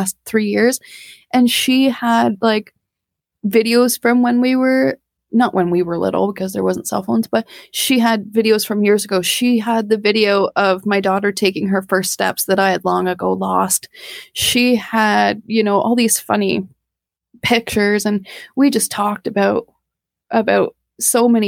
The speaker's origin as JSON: {"language": "English", "country": "Canada", "said": "we're Canadian"}